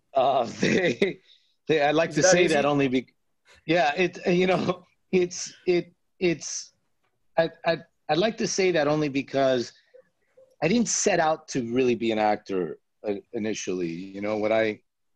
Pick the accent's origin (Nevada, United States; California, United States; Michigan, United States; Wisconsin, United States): Nevada, United States; Las Vegas; now in Los Angeles, United States; I grew up in Las Vegas